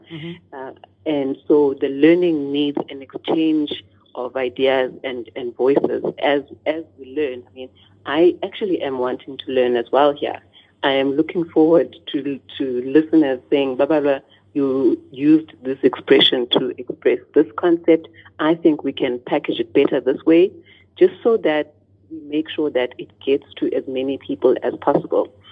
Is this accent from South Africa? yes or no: yes; South Africa; first language Xhosa; English is a second language; And so the isiXhosa just is the place where I've decided to start because it's my